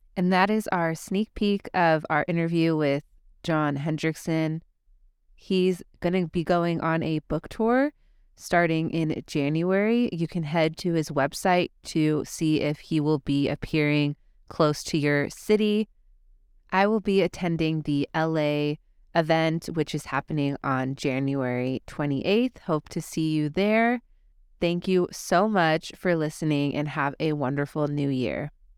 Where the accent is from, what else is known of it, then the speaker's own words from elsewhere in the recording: Burbank, California, United States; I am recording from my hometown, Burbank, California